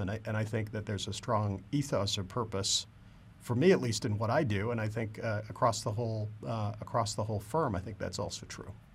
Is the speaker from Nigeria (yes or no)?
no; Canada; I grew up in Canada, and, uh, uh, like every good Canadian, I grew up wanting to be a professional hockey player.